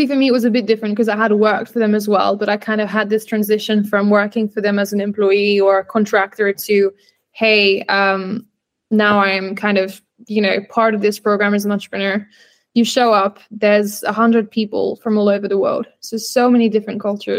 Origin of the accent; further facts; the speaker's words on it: France; moved away as an adult; also born or lived in United Kingdom / South Africa / Barcelona, Spain; growing up in France, then back and forth in the UK